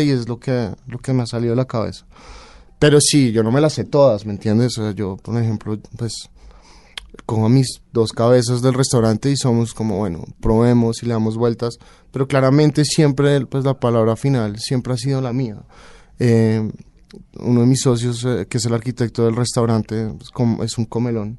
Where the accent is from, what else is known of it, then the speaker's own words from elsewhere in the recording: Colombia; moved away as an adult; also born or lived in Barcelona, Spain / France / Denmark; Soy colombiano